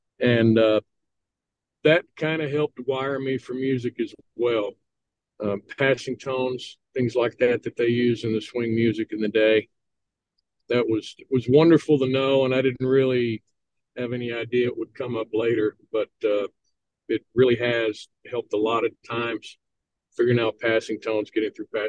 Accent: Weatherford, Texas, United States; moved away; also born or lived in Nashville; A small town called Weatherford, Texas, just west of Fort Worth. Basically, I grew up singing in church, a local Church of Christ there in Weatherford, Texas

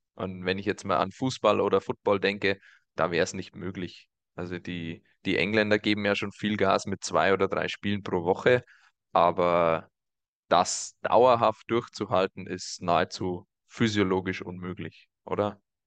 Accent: Germany; Bei uns in Deutschland

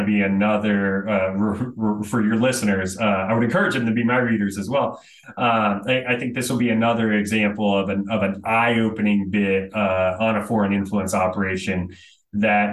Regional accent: Florida, United States; I was born and raised in Florida

